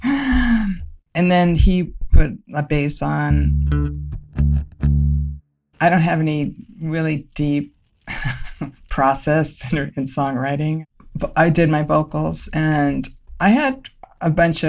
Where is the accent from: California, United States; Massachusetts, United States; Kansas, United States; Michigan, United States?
California, United States; Los Angeles; I grew up in West LA, which feels pretty suburban